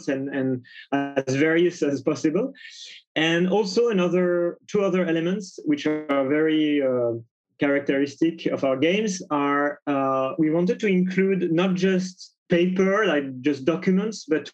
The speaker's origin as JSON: {"language": "English", "town": "Paris", "region": "Île-de-France", "country": "France", "said": "I'm from Paris, France"}